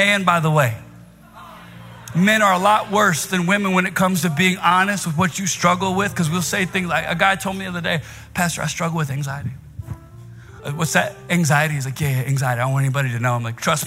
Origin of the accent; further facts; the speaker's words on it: Virginia, United States; now in New York City, United States; I'm from Virginia